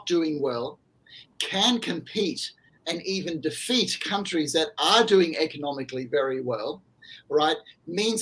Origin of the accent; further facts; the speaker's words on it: Australia; my home country